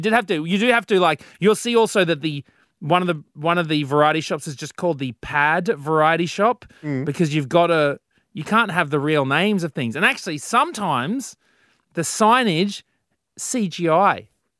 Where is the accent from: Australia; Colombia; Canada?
Australia; Gosnells, Western Australia; growing up in Gosnells, WA, there were two choices, being public or private high school.